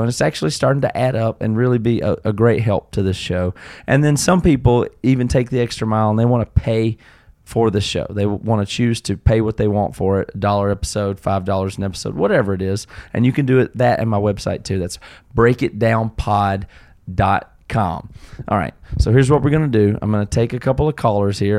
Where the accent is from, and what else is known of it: Tigerville, South Carolina, United States; born or raised there; accent: southern